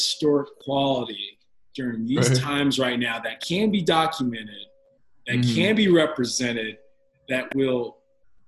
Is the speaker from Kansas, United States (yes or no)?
yes; Olathe, Kansas, United States; I grew up in the Olathe, Johnson County systems